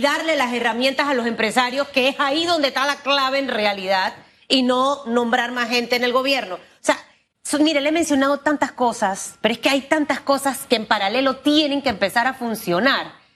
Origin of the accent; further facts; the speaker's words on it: Panama; como panameña